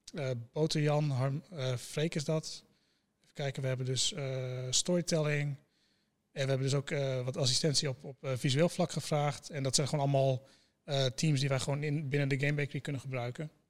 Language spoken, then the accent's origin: Dutch; Groningen, Netherlands; ik kom inderdaad uit Groningen